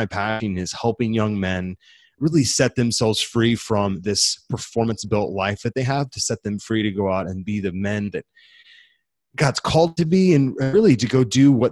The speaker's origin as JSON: {"language": "English", "town": "St. Louis", "region": "Missouri", "country": "United States", "tie": "born or raised there", "said": "I grew up in the Midwest, currently call a city called St. Louis, Missouri home"}